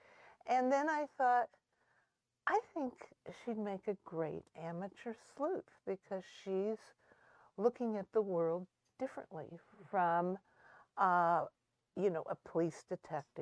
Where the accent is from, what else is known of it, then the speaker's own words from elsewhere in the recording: Indiana, United States; I was from Indiana